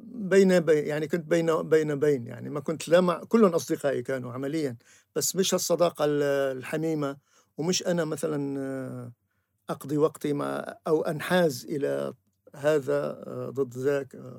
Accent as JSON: {"language": "Arabic", "country": "Syria", "also_born_or_lived": "Beirut, Lebanon", "moved": "as an adult", "lives_now": "Tunisia", "said": "ولم أشعر أنني سوري في الحقيقة إلا بعد أن غادرنا بيروت وجئنا إلى تونس"}